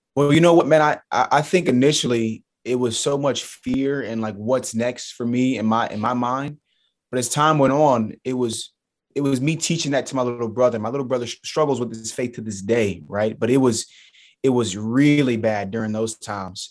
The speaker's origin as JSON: {"language": "English", "town": "Charleston", "region": "South Carolina", "country": "United States", "tie": "born or raised there", "said": "Charleston Southern University. So, it's a mid-major Division One school in my hometown"}